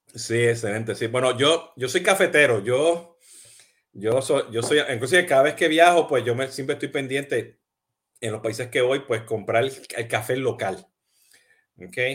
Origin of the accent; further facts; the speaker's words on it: Puerto Rico; now in Miami, United States; yo soy boricua y, y, y hablo gritando y hablo acelerado